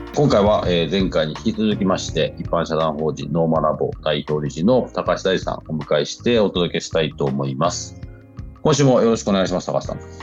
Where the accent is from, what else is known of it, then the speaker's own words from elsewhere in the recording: London, United Kingdom; 本当に僕ずっとロンドンで育ったんで、今もロンドンいますけど